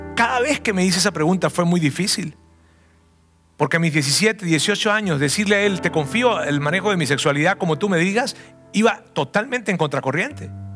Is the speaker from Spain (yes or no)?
no; southern Venezuela, Venezuela; moved away as an adult; salí de mi ciudad natal, una ciudad que queda al sur de Venezuela